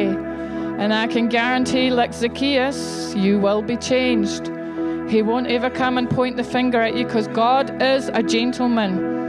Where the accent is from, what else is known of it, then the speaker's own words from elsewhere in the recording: Scotland, United Kingdom; I'm Scottish